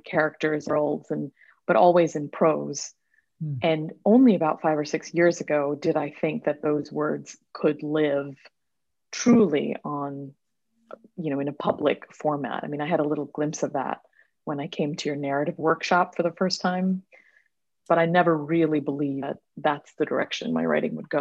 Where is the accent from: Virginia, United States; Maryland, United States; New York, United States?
New York, United States; also born or lived in Mumbai, India / London; now in New York City, United States; I was born in Mumbai, India. But I spent most of my life in a very small town in central New York State.